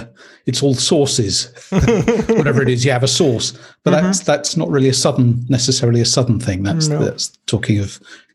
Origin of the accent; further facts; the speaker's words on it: Leeds, Yorkshire and the Humber, United Kingdom; also born or lived in Kent; So I was brought up in Leeds in Yorkshire.